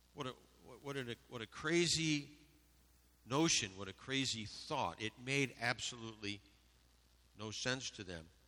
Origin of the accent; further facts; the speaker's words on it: Western New York, United States; I grew up in Western New York